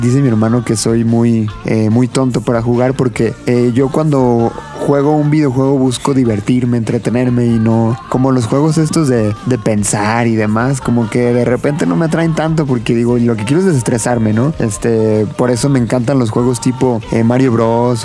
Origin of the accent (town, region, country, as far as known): Mexico